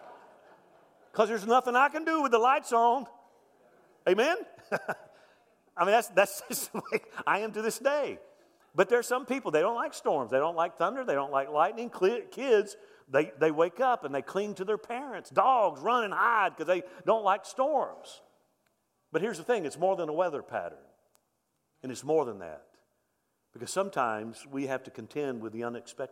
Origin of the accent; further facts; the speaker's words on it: Mobile, Alabama, United States; also born or lived in central Louisiana; I grew up in Mobile, Alabama, so that's Hurricane Alley. I remember growing up with storms